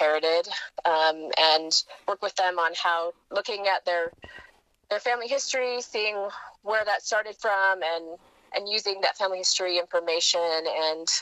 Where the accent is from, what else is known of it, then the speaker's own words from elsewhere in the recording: Wisconsin, United States; growing up in Wisconsin, near my mom's family